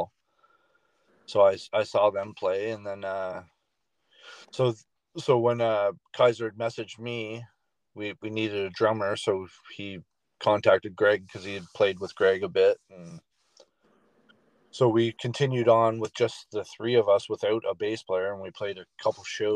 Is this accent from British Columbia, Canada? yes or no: no; Ontario, Canada; moved away as an adult; also born or lived in New Brunswick; now in Moncton, Canada; I grew up in Ontario